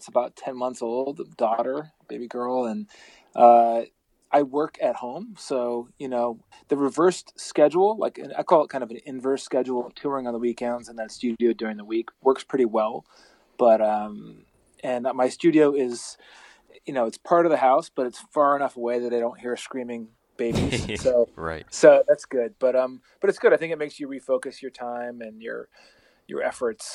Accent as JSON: {"language": "English", "region": "Vermont", "country": "United States", "tie": "born or raised there", "said": "I grew up in Vermont, you know, and I lived in a log cabin out in the middle of nowhere"}